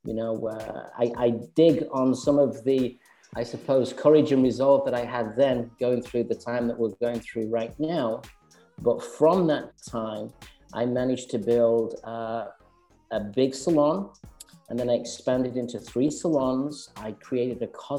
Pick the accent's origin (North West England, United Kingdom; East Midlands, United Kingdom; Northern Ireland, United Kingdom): North West England, United Kingdom; Manchester; moved away as an adult; also born or lived in London; now in Westchester, United States; I'm originally from Manchester